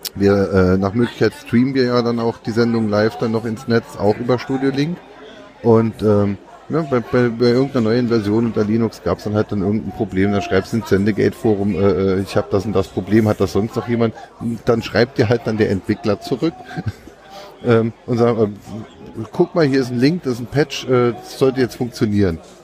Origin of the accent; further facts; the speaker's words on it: Saarland, Germany; bei uns im Saarland